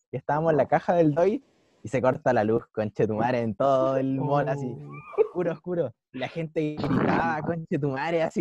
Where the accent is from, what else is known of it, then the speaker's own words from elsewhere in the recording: Quillota, Valparaíso, Chile; en Quillota, pues, mi pueblito